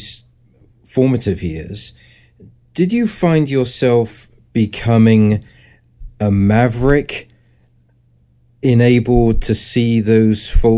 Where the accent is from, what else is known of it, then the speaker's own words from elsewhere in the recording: near Stonehenge, South West England, United Kingdom; growing up near Stonehenge